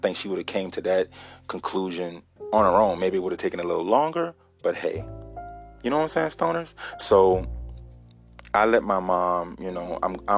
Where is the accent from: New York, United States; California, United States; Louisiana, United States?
Louisiana, United States; Baton Rouge; also born or lived in Donaldsonville, Louisiana; I was born in Baton Rouge, East Baton Rouge, Louisiana